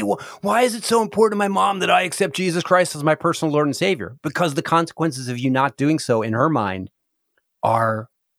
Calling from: Cincinnati, Ohio, United States; I am calling in from not that far away. I'm just down the road in Cincinnati, Ohio.

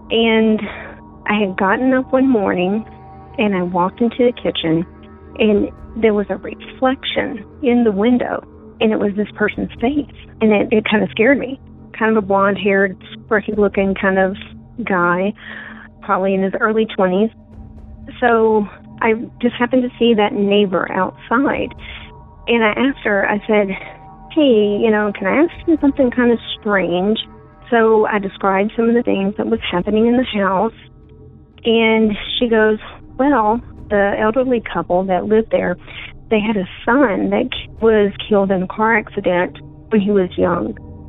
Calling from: Colorado, United States; from Colorado.

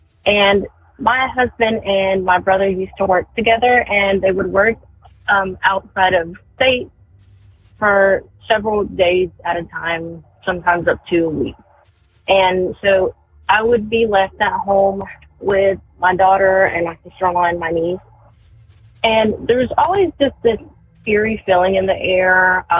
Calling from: North Carolina, United States; I am calling from North Carolina

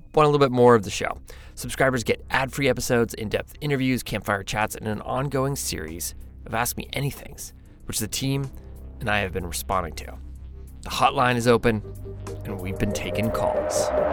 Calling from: Eugene, Oregon, United States; I'm calling from Eugene, Oregon

